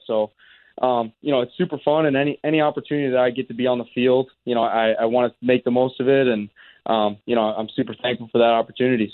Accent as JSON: {"language": "English", "town": "Chicago", "region": "Illinois", "country": "United States", "tie": "born or raised there", "also_born_or_lived": "Minneapolis / South Dakota", "moved": "as an adult", "lives_now": "Winnipeg, Canada", "said": "I grew up in Chicago, spent time in Minneapolis, South Dakota"}